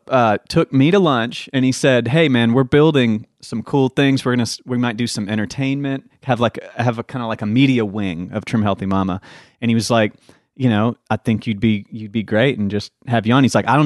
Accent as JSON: {"language": "English", "town": "Nashville", "region": "Tennessee", "country": "United States", "said": "I'm from here. I'm from Nashville, but when I moved away for a season, and when I came back, I needed work"}